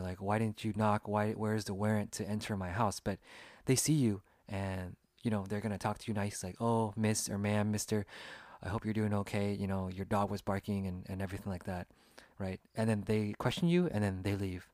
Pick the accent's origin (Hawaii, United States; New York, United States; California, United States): California, United States; Sacramento; I was born and raised in Sacramento, California, in the United States, and I grew up here